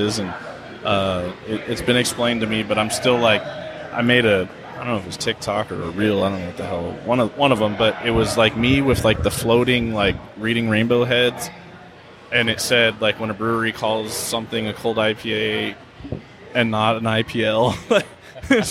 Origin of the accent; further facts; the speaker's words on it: San Diego, California, United States; now in Anaheim, United States; I was born and raised in San Diego